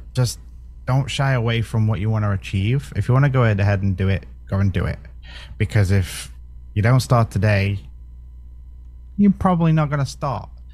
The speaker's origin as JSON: {"language": "English", "country": "United Kingdom", "said": "I'm British"}